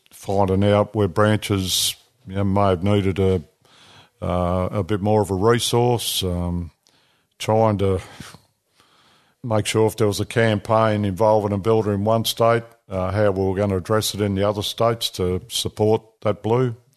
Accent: New South Wales, Australia; moved away; also born or lived in Northern Territory / Victoria; I was born in New South Wales

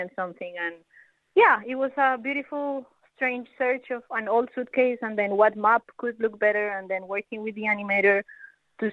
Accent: Colombia; now in Melbourne, Australia; I'm from Colombia as well

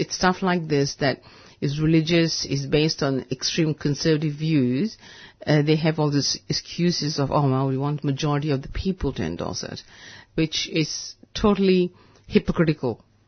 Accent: Malaysia; You know, I could come from India, but I'm actually from Malaysia.

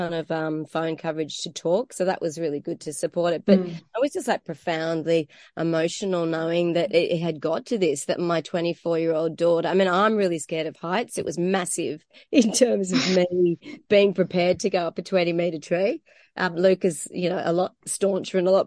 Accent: Bulga area, New South Wales, Australia; also born or lived in Scotland; we came from Scotland and my parents were, you know, environmentalists and I suppose on the hippie trail in the early 70s. So I came up here as a baby

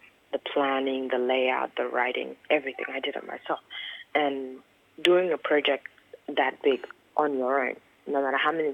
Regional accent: Khartoum, Sudan; moved away; also born or lived in South Sudan; I was born in Khartoum

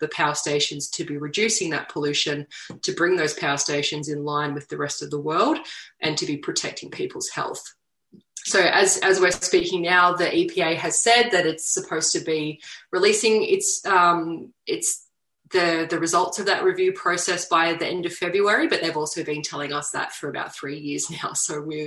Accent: Latrobe Valley, Victoria, Australia; moved away; a person who grew up and is born and bred in the Latrobe Valley, who, you know, all my family's still there

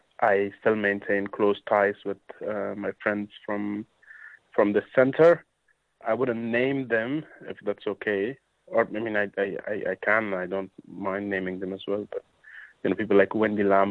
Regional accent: Kabul, Afghanistan; moved away as an adult; also born or lived in Logar; now in Australia; I came from that place, from Kabul in particular

